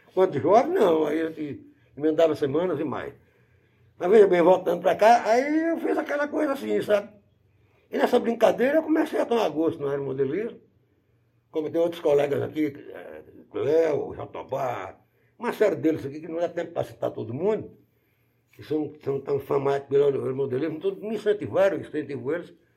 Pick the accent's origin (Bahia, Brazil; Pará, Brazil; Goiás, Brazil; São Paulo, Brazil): Bahia, Brazil; Bom Jesus da Lapa; also born or lived in Carinhanha, Bahia; eu nasci aqui em Banhos da Lapa, e o rapazinho já na minha adolescência, eu fui morando uma determinada época em Carinhonha, que é a terra da minha mãe